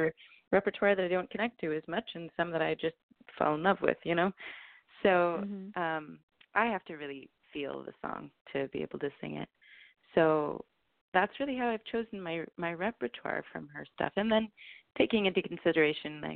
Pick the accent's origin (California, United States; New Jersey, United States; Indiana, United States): California, United States; Petaluma; moved away as an adult; also born or lived in New York City, United States / Syracuse, United States; I actually grew up here. I grew up in Petaluma.